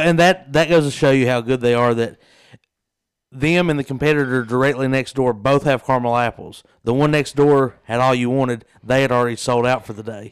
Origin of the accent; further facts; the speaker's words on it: Southeast Kentucky, United States; we're from Southeast Kentucky